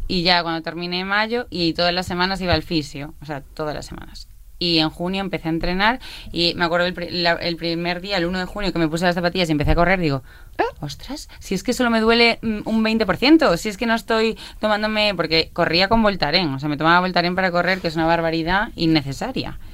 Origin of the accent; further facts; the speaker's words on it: Badajoz, Extremadura, Spain; now in Barcelona, Spain; soy de Badajoz, ah. pero sí, sí, sí, pero vivo en Barcelona ahora